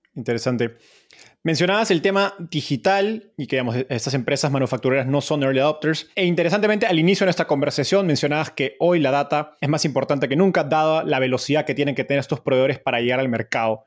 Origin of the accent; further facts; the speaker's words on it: Peru; Como peruano